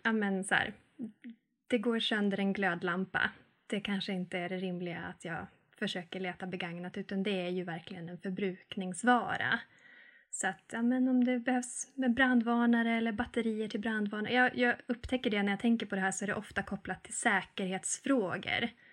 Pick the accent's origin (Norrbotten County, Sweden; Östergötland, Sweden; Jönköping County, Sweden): Norrbotten County, Sweden; Arvidsjaur; now in Mellösa, Sweden; Jag kommer från Arvidsjaur, men just nu så bor jag i Mellösa